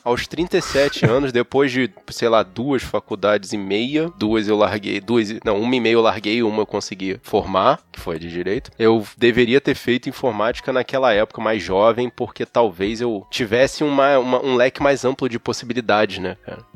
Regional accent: Rio de Janeiro, Brazil; como carioca, para todo lugar que eu vou, eu levo o calor do Rio de Janeiro

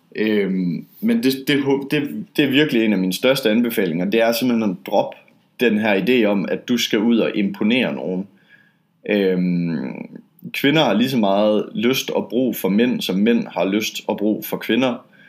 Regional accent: Denmark; now in Poland; jeg er dansker

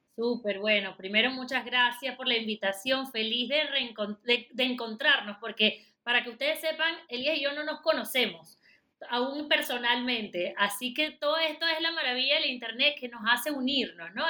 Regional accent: Venezuela; moved away as an adult; now in Panama; Yo soy venezolana, residenciada en Panamá de hace muchísimos años

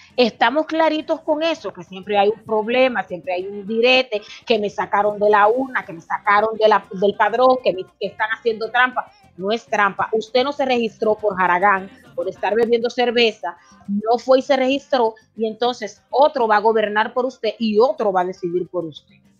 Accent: Dominican Republic; now in United States; representar a nuestro país el día 5 de julio en las votaciones dominicanas

